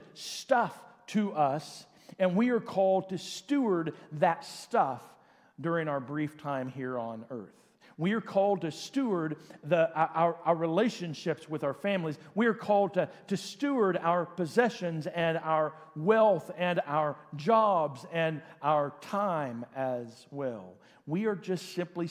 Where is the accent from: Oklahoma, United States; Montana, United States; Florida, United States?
Oklahoma, United States; born or raised there; also born or lived in Enid, Oklahoma